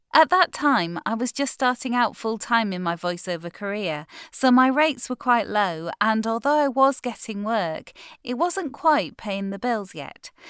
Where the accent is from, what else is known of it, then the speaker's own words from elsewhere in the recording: United Kingdom; I'm a British voiceover with just over four years' experience